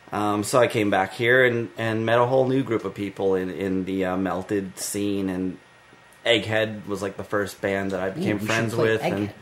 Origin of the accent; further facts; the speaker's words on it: New York, United States; also born or lived in San Francisco; I'm a New Yorker by trade